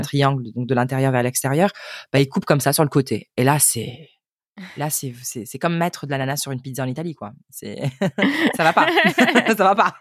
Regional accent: France; en tant que Français en général

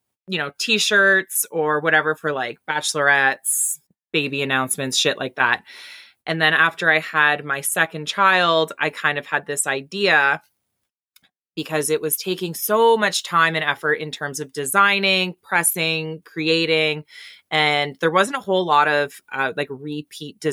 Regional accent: Timmins, Ontario, Canada; also born or lived in Goderich, Ontario; now in Embro, Canada; I grew up in Timmins, Northern Ontario

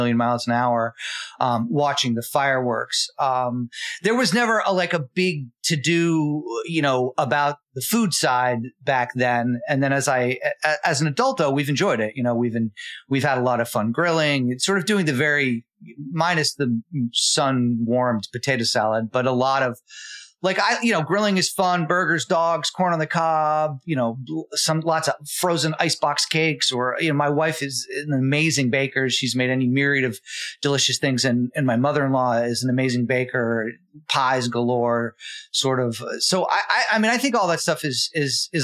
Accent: New York City, New York, United States; growing up in New York City.

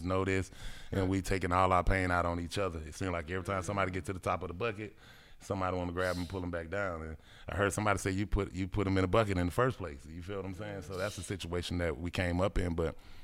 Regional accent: Atlanta, Georgia, United States; I stayed in Perry Homes. And so my mama didn't want me to go to Harper Archer with all the other kids

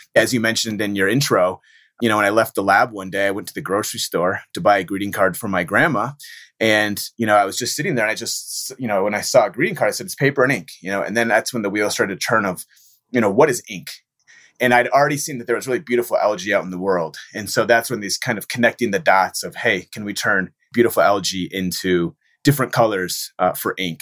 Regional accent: Michigan, United States; born and raised in Michigan

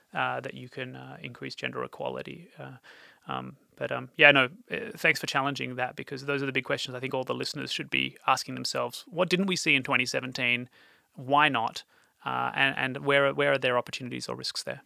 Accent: Australia; moved away; also born or lived in Europe; as an Australian working in Europe

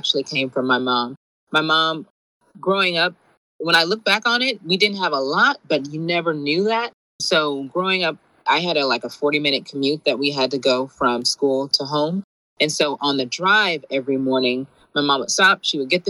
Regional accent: San Gabriel Valley, California, United States; also born or lived in Shreveport, Louisiana (family) / Compton, California; they moved to, San Gabriel Valley, I think it is. So that's where I kind of grew up.

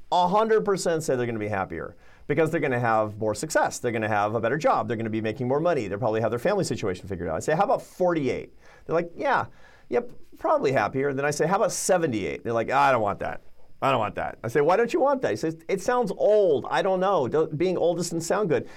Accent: Seattle, Washington, United States; I grew up in Seattle, Washington

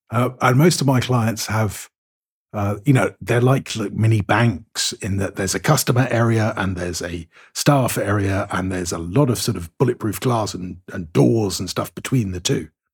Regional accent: United Kingdom; now in Cyprus; I'm firmly British

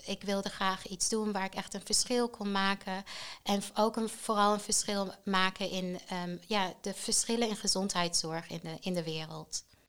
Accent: Tanzania; now in Netherlands; Ik ben opgegroeid in Tanzania.

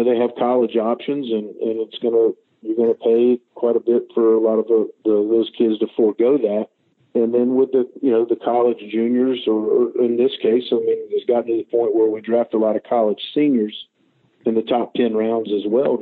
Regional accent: Charlotte, North Carolina, United States; I'm from Charlotte. I live in Charlotte, North Carolina

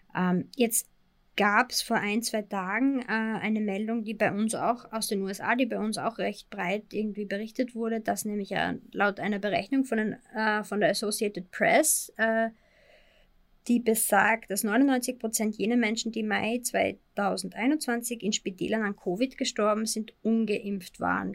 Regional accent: Austria; Bei uns in Österreich

